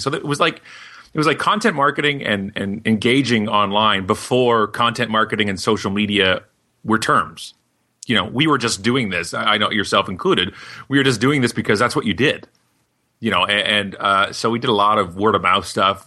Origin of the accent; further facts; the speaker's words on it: Canada; we're from Canada